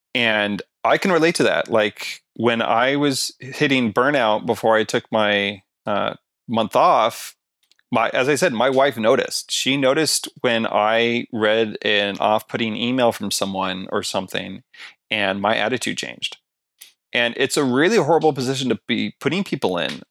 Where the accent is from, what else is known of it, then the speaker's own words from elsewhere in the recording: Canada; I'm Canadian